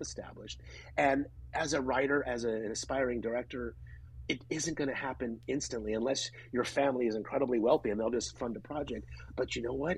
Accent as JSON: {"language": "English", "town": "Grass Valley", "region": "California", "country": "United States", "tie": "born or raised there", "said": "my hometown of Grass Valley, which is in Northern California"}